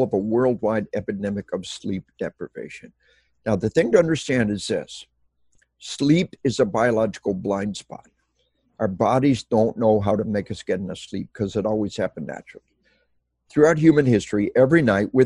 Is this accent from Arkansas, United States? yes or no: yes; Arkansas, United States; we are from Arkansas.